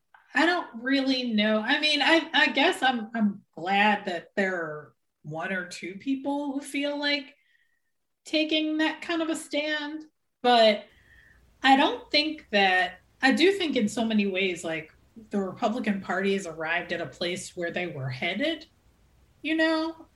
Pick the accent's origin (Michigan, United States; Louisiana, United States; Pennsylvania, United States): Pennsylvania, United States; Philadelphia; So I'm from Philadelphia, where we had our first Black mayor when I was young, Wilson Good, and that was in the 80s.